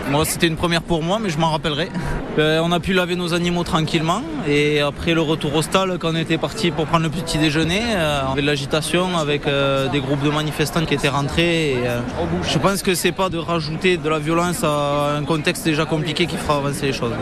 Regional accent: Algeria; now in France; L'Algérie, notre pays de naissance, la France, notre pays d'adoption

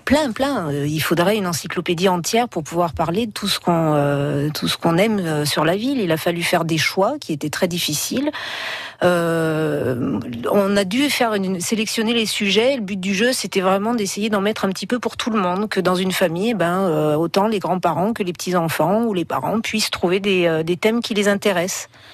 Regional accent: Haute-Loire, Auvergne-Rhône-Alpes, France; moved away as an adult; now in Montpellier, France; je suis originaire de Haute-Loire

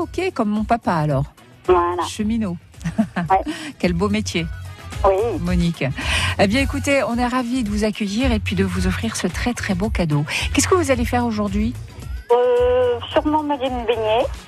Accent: Avignon and Perpignan, south of France, France; accent: southern (mix of Avignon and Perpignan); now in Creuse, France

